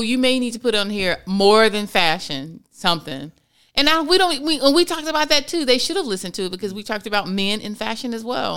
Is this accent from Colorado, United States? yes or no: no; Florida, United States; born and raised in Florida as well